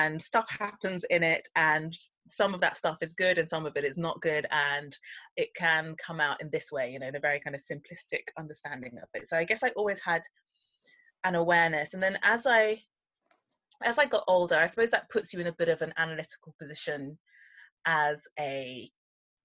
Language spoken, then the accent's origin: English; London, United Kingdom; I'm a Londoner through and through, and I grew up eating a mixture of West Indian food